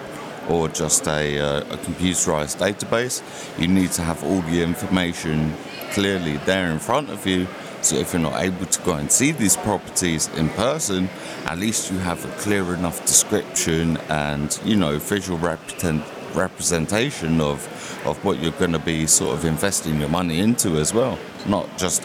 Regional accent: London, United Kingdom; moved away as an adult; now in Mexico; I'm originally from London, actually, and I took myself over to Mexico

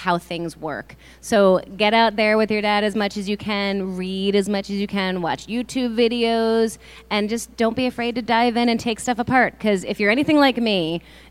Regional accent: East Coast, United States; now in Arizona, United States; I am actually from the East Coast as well

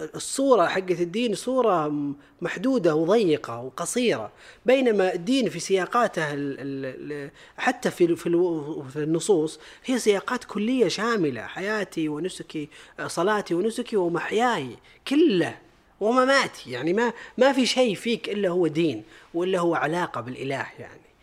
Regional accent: Saudi Arabia; عندنا بالسعوديه الحمد لله والناس اللي فيها بغض النظر عن جنسيتهم هذه طبيعه ديرتنا

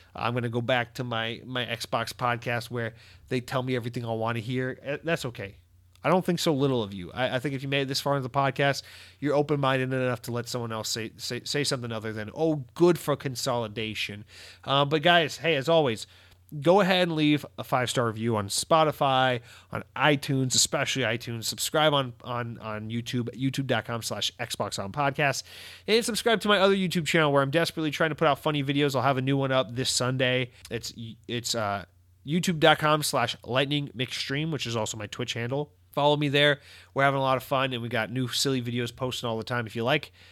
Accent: United States; as an American

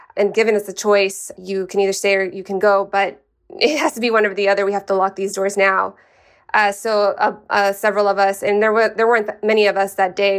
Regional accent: El Paso, Texas, United States; moved away as an adult; now in Sacramento, United States; my hometown

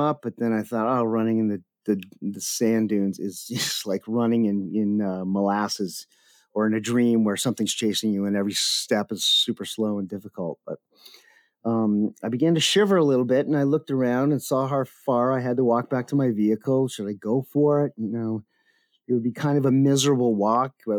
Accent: Canada; moved away; also born or lived in Everglades / Cape Cod; I'm Canadian

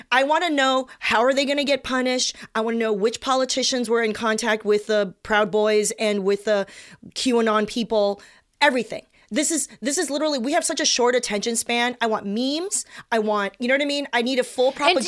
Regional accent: South Bay, California, United States; I grew up in the South Bay with preppy suburbanites

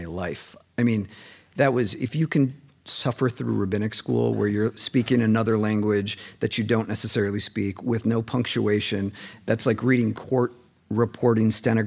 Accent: Minneapolis, Minnesota, United States; moved away as an adult; now in Seattle, United States; I'm from Minneapolis

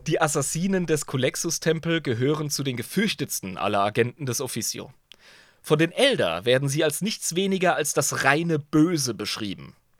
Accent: Germany; als Deutscher

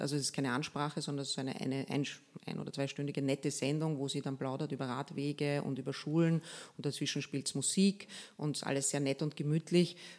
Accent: Lower Austria, Austria; moved away as an adult; now in Vienna, Austria; wir sind ja beide in Niederösterreich aufgewachsen

